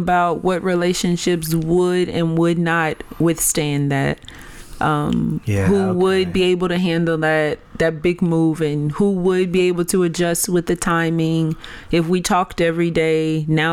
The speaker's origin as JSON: {"language": "English", "country": "United States", "moved": "as an adult", "lives_now": "Nigeria", "said": "I'm from the West, and I am in a pretty remote community"}